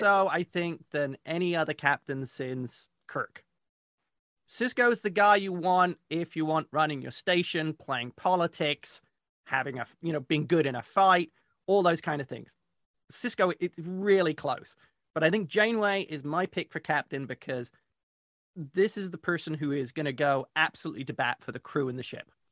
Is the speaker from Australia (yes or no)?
no; England, United Kingdom; being an English troll